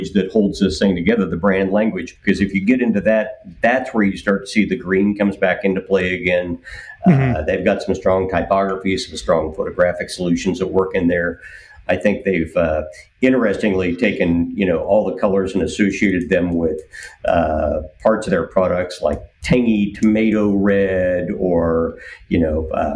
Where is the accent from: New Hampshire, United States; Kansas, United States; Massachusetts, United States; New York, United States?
Kansas, United States; I'm from Kansas